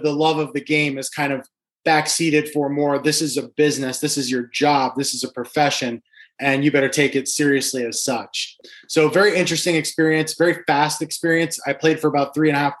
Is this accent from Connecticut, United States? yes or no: yes; Guilford, Connecticut, United States; also born or lived in Wisconsin / Seattle; I'm actually from Guilford, Connecticut, where my business is located. I grew up here.